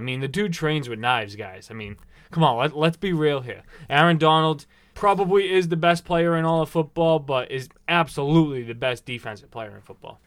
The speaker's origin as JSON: {"language": "English", "town": "Boston", "region": "Massachusetts", "country": "United States", "tie": "born or raised there", "said": "here in East Boston, our hometown, where we were born and raised"}